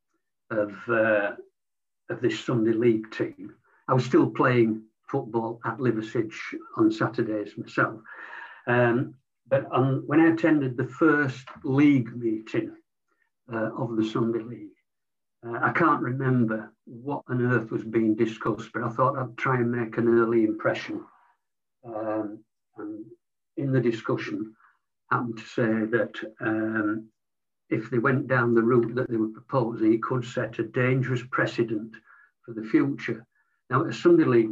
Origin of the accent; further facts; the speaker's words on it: Leeds, Yorkshire and the Humber, United Kingdom; born in Leeds to a predominantly non-sporting family